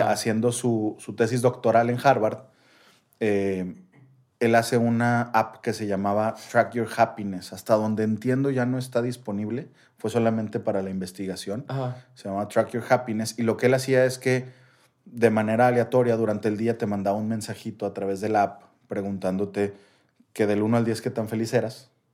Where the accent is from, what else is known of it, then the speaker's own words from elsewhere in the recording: Mexico; como mexicano